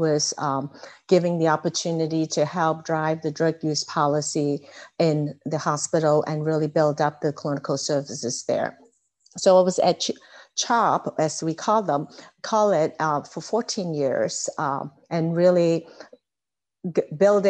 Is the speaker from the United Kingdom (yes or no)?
no; Hong Kong; moved away as an adult; also born or lived in California / Philadelphia; now in United States; I was actually born and raised in Hong Kong. So I came to the U.S. To attend college